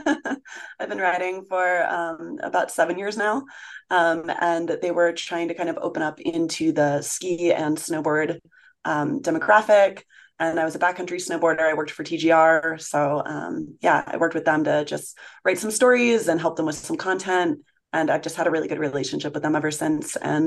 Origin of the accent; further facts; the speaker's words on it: New Hampshire, United States; also born or lived in New Zealand / Connecticut / Tahoe / Winter Park, Colorado; now in Jackson, United States; I'm originally from New Hampshire